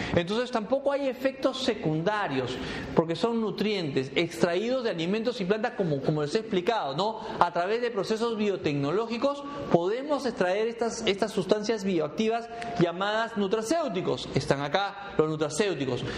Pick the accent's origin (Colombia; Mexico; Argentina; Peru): Peru; moved away; mi país